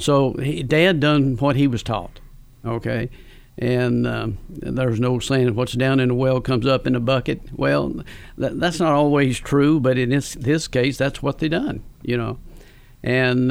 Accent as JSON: {"language": "English", "town": "Campbellsville", "region": "Kentucky", "country": "United States", "tie": "born or raised there", "said": "I grew up in Campbellsville. I was born and raised in Campbellsville."}